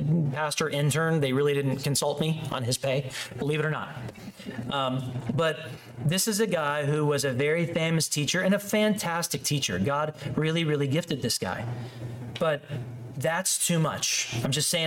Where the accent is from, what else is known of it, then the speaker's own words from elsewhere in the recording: Chicago, Illinois, United States; the church I grew up in Chicago